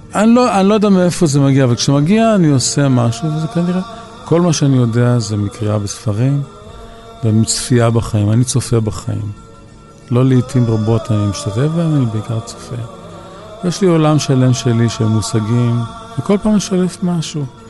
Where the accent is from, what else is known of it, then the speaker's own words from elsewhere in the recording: Tel Aviv, Tel Aviv District, Israel; גדלנו ברחוב וולפסון